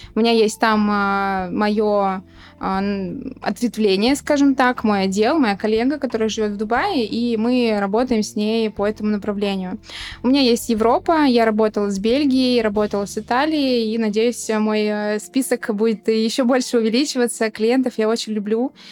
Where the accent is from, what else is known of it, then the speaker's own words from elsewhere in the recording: Volgograd, Volgograd Oblast, Russia; also born or lived in Moscow, Russia; now in Antalya, Turkey; у меня появились проекты в Волгограде, что меня радует, потому что это мой родной город